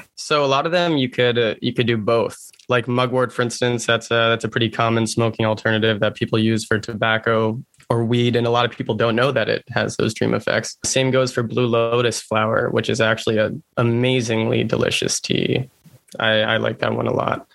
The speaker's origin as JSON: {"language": "English", "region": "Massachusetts", "country": "United States", "said": "I'm from Massachusetts."}